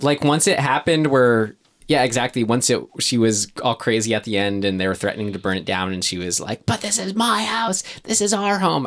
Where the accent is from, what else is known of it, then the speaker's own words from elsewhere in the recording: United States; being American